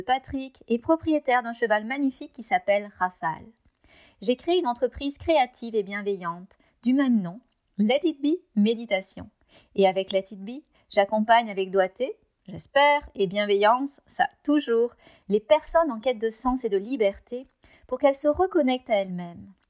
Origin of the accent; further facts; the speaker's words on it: France; moved away as an adult; now in Canada; Je suis française et j'habite au Canada depuis 15 ans